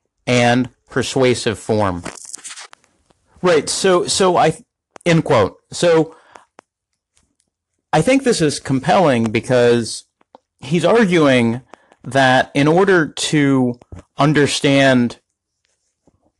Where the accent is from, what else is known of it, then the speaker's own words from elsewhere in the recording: United States; as an American